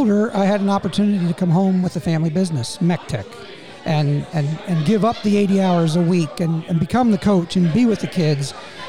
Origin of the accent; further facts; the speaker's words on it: Northumberland, Pennsylvania, United States; moved away as an adult; also born or lived in Harrisburg, Pennsylvania / Baltimore, Maryland; I grew up in Northumberland, and I met my wife at Shikellamy, and she is in Sunbury.